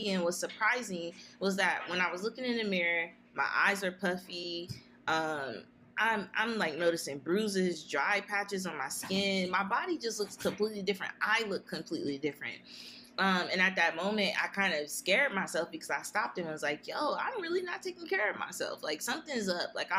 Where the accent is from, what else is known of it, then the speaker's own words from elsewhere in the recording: Columbus, Ohio, United States; I'm an Eastside baby. So I grew up in the Poindexter, Mount Vernon, Eastside area